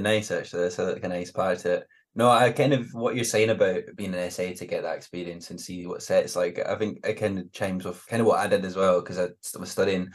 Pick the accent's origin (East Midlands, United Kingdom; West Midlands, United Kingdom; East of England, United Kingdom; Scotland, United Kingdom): Scotland, United Kingdom; Glenrothes; moved away; also born or lived in Edinburgh / Glasgow; I'm a fifer, so it's not too far away